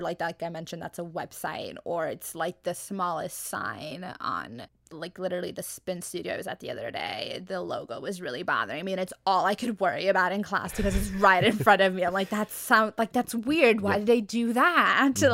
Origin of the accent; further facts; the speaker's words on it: Arizona, United States; moved away; I come from Arizona, so I like before this, like it's a much much slower paced environment